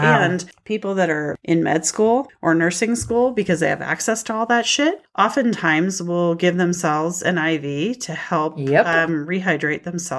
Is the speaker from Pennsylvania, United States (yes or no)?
no; Montana, United States; I grew up in Montana.